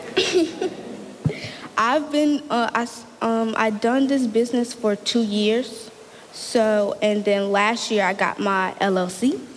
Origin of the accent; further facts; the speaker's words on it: Norfolk, Virginia, United States; also born or lived in Portsmouth, Virginia; I am from Norfolk, Virginia, but I live in Portsmouth now